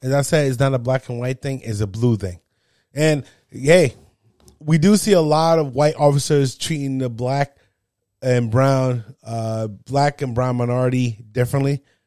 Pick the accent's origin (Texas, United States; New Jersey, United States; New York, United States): New Jersey, United States; I'm from New Jersey